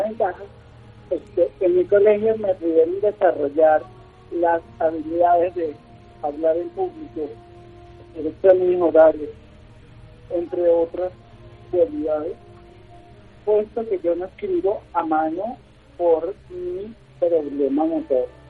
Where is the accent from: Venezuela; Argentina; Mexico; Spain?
Venezuela; moved away as an adult; now in Colombia; no puedo desarrollar actualmente en mi país, por, por las circunstancias que, vivimos en Venezuela